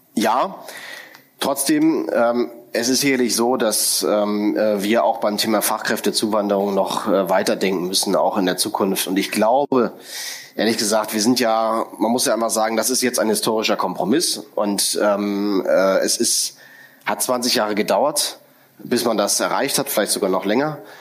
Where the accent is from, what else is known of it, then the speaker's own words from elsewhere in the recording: Berlin, Germany; als Berliner und äh, derjenige, der lang hier gearbeitet hat